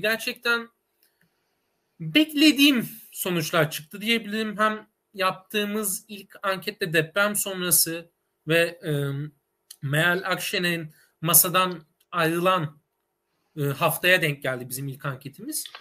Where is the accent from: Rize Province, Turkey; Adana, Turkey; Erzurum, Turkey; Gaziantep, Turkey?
Adana, Turkey; moved away as an adult; now in Istanbul, Turkey; ben aslen Adanalıyım. İstanbul'a üniversite okuma amacıyla geldim